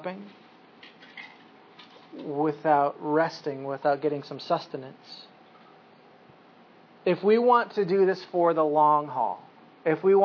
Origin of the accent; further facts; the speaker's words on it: United States; as Americans